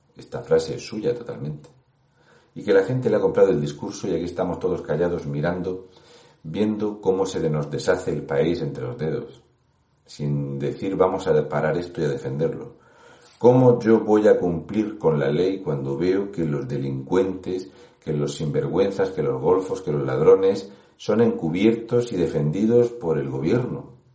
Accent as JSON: {"language": "Spanish", "region": "Region of Murcia", "country": "Spain", "said": "un murciano encabronado"}